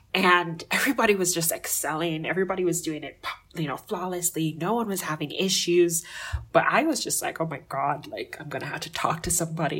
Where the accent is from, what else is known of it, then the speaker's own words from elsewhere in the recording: Jamaica; So I grew up in Jamaica, you know, I mentioned that earlier, but like Jamaica is really culturally diverse